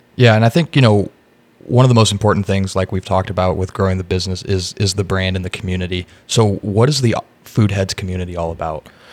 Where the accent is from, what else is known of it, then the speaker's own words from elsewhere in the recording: Indiana, United States; now in Austin, United States; I'm from Indiana, so Chicago is very close to me.